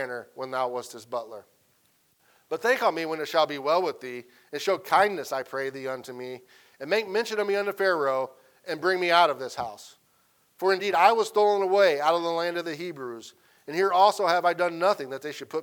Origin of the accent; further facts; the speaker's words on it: Central Illinois, United States; moved away as an adult; now in Arkansas, United States; teach at a small school in Central Illinois, 45 minutes from my hometown